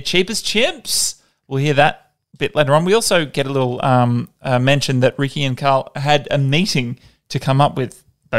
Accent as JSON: {"language": "English", "town": "Perth", "region": "Western Australia", "country": "Australia", "tie": "born or raised there", "moved": "yes", "lives_now": "Brisbane, Australia", "said": "my hometown of Perth"}